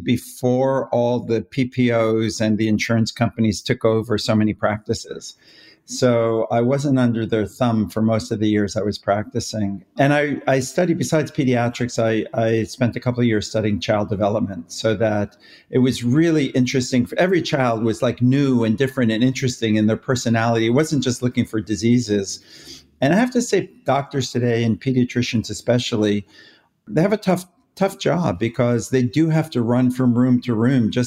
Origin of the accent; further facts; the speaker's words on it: New York, United States; moved away as an adult; now in Los Angeles, United States; I'm originally a New Yorker, but been out here for a long, long time